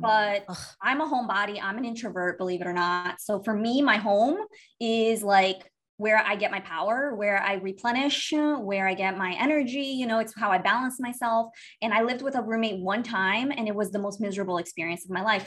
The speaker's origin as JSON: {"language": "English", "town": "Miami", "region": "Florida", "country": "United States", "tie": "born or raised there", "also_born_or_lived": "Brazil / New York", "moved": "as an adult", "said": "I was born in Brazil, um, and we moved to the United States. My mom and my other other little sister. We moved to the United States when I was eight years old. Um, I actually grew up in Miami"}